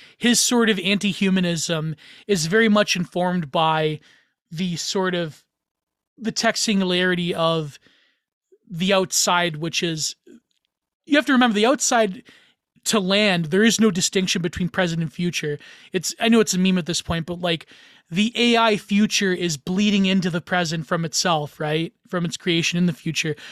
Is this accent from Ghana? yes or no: no; Canada; I'm Canadian